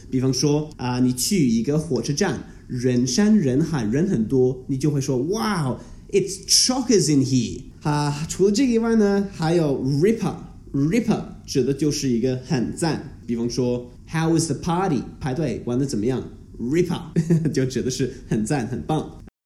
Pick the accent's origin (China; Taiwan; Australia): Australia; Melbourne, Victoria; first language English; Chinese is a second language; 我是一个澳洲人，我从小在全世界最宜居住的城市，啊，我在浙江墨尔本长大